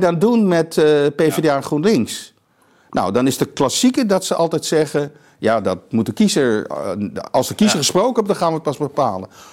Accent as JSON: {"language": "Dutch", "town": "Amsterdam", "region": "North Holland", "country": "Netherlands", "tie": "born or raised there", "said": "in Amsterdam West, waar ik opgegroeid ben"}